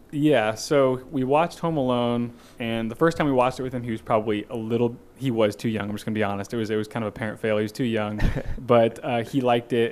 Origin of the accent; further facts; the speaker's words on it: Kansas City, Missouri, United States; also born or lived in Naperville, Illinois / Fort Myers, Florida; now in Springfield, United States; my formative years, most of them were spent in Kansas City, Missouri